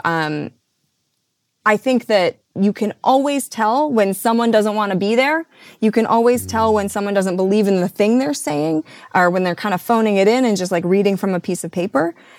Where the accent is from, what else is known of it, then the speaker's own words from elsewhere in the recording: Midwest, United States; I grew up in the Midwest